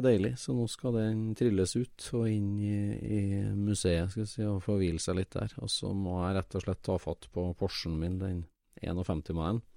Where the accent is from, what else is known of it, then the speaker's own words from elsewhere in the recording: Trøndelag, Norway; for meg som trønder